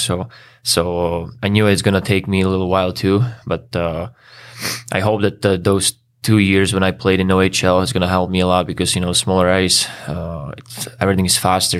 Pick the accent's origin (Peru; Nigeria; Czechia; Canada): Czechia; English is a second language; moved away as an adult; also born or lived in Switzerland; now in Chicago, United States; like thirty-five minutes from, from my hometown